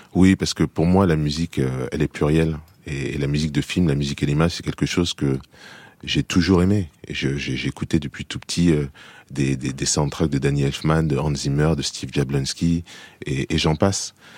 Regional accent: France; moved away as an adult; also born or lived in United States; j'ai vécu dix ans aux États-Unis, j'ai été élevé en France

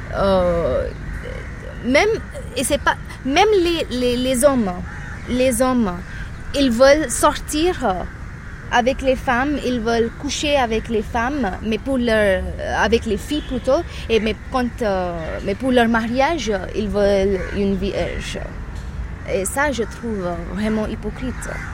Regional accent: Mumbai, Maharashtra, India; je suis de Bombay

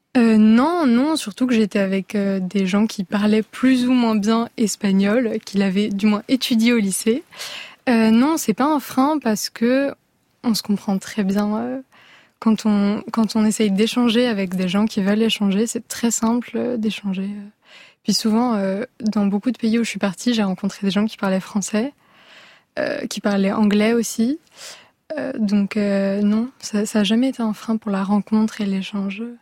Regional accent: Paris, Île-de-France, France; je viens de Paris

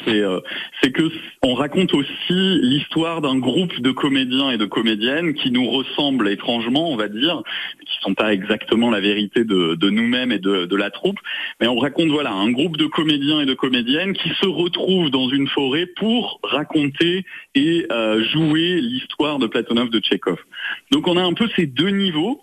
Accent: Saint-Maurice-de-Ventalon, Occitania, France; moved away as an adult; also born or lived in Lausanne, Switzerland; dans le petit village Saint-Maurice-de-Ventalon qui est euh, vers le pont de Montvert dans le sud de la, Lozère. Euh, voilà, bah, moi c'est là où j'ai grandi

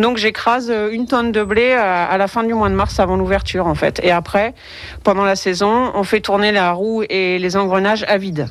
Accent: Cosqueville, Normandy, France; j'ai grandi à Cosqueville

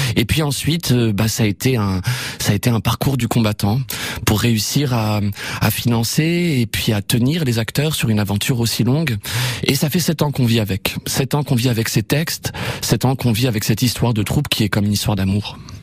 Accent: Évreux, Normandy, France; je suis normand, je suis hébroïcien. C'est joli, c'est les habitants d'Evreux

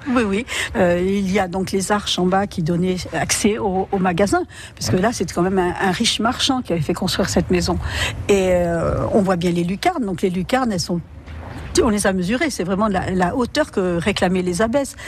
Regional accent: Saint-Vaast-la-Hougue, Normandy, France; je suis originaire de Saint-Va

